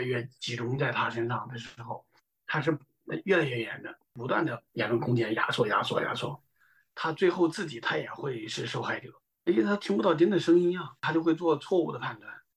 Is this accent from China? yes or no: yes; Chengdu, Sichuan, China; moved away as an adult; now in Los Angeles, United States; 我是从四川成都出来的